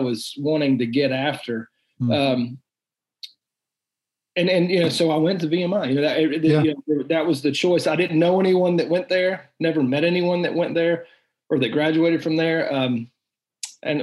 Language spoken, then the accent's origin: English; North Carolina, United States; I'm from North Carolina, and so I'm an out of state student paying out of state tuition